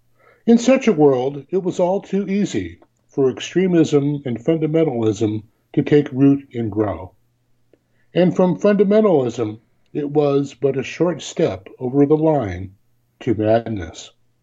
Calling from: Tillamook, Oregon, United States; Tillamook, Oregon?

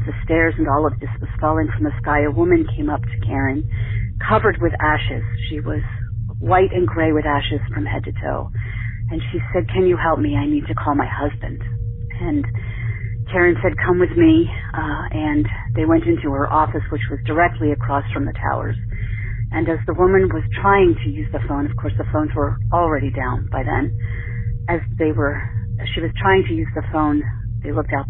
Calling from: Womelsdorf, Pennsylvania, United States; I'm calling from Wummelsdorf, Pennsylvania. I'm halfway between Hershey and Reading, and I work at Y102 WRFY radio station in Reading, Pennsylvania.

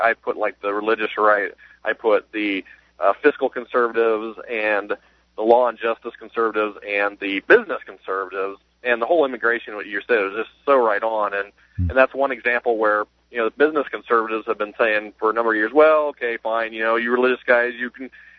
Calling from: South Bend, Indiana, United States; Well, I'm in South Bend area, Indiana.

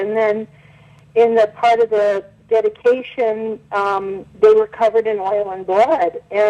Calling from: Reno, Nevada, United States; I'm calling from Reno, Nevada.

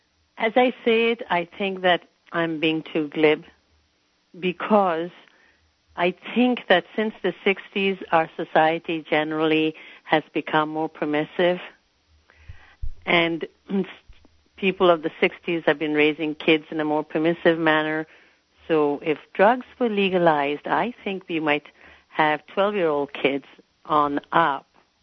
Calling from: Santa Cruz, California, United States; I'm calling from Santa Cruz.

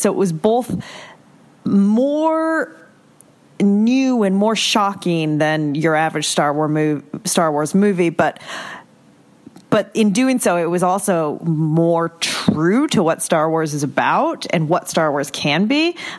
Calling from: Boston, Massachusetts, United States; I am calling from Boston, Massachusetts.

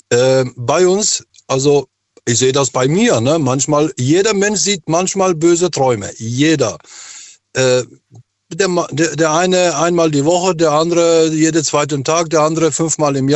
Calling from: Frankfurt, Hesse, Germany; Äh, ich bin gerade in Frankfurt, im Flughafen, habe gerade Pause.

